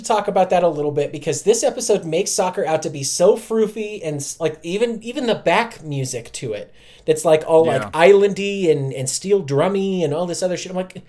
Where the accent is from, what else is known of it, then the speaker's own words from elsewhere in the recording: United States; I'm from America, okay?